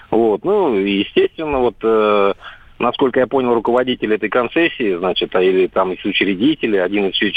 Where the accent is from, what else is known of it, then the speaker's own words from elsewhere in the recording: Salavat, Bashkortostan, Russia; как раз с этого города, это мой родной город